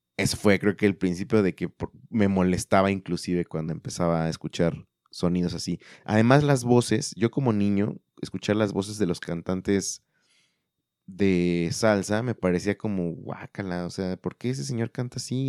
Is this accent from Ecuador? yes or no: no; central Mexico, Mexico; now in Guadalajara, Mexico; en el sur o en el centro, para ser más específicos de donde yo soy